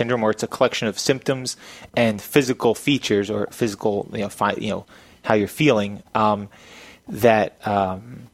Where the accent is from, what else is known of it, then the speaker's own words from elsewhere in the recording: Churchville, Pennsylvania, United States; moved away as an adult; also born or lived in Danville, Pennsylvania; I grew up here. I grew up in Churchville, which is about 20, 25 minutes away. I went to Council Rock High School